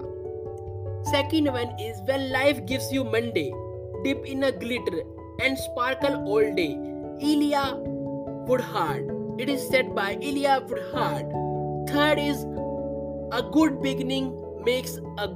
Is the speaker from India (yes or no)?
yes; India; I am from India